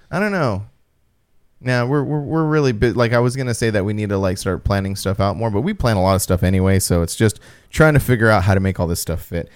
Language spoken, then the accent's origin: English; Apple Valley, California, United States; in my, my hometown.